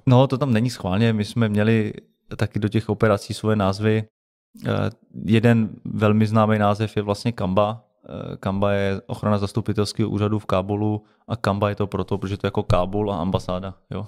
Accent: Czechia; my jako český speciální síly a jako Češi

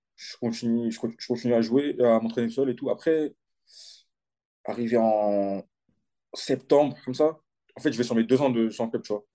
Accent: Aulnay-sous-Bois, Île-de-France, France; moved away as an adult; J'ai commencé à Aulnay, au CSL Aulnay, de mon club de, quartier

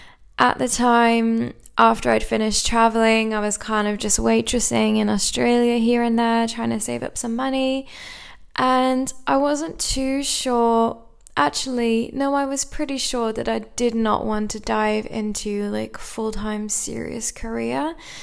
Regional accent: Cardiff, Wales, United Kingdom; also born or lived in England; I'm from the UK, although maybe by my accent you're a little bit confused, as I've had many people tell me. I'm from Wales in Cardiff in the UK originally.

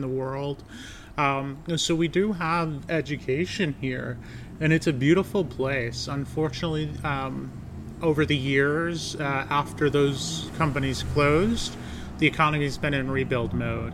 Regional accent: North Adams, Massachusetts, United States; We're here in North Adams, Massachusetts, my hometown

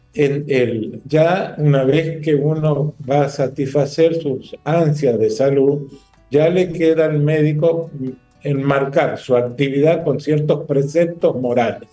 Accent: northern Argentina, Argentina; moved away as an adult; now in Dominican Republic; Yo provengo del norte de Argentina, vivo en este bendito país hace un año y medio fijo

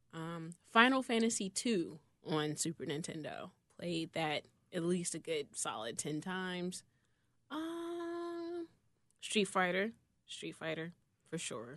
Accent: Chicago, Illinois, United States; I grew up between Inglewood and, uh, Brainerd

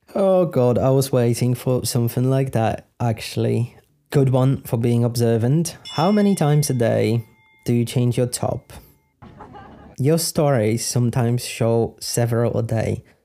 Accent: Poland; moved away as an adult; also born or lived in United Kingdom; I'm from Poland. I lived in Poland for twenty something years. I lived in the U K for seven years.

